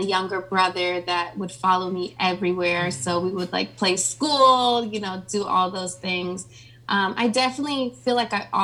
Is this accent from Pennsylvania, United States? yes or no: no; Springfield, Ohio, United States; moved away as an adult; also born or lived in California; now in Atlanta, United States; I'm originally from Ohio. It's like this small town in between Dayton and Columbus called Springfield.